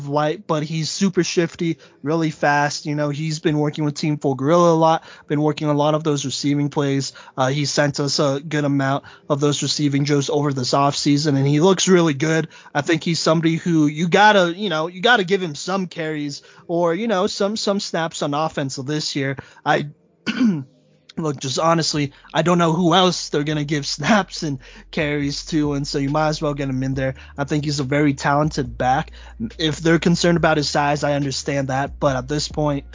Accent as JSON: {"language": "English", "town": "Colorado Springs", "region": "Colorado", "country": "United States", "said": "I'm from the Springs"}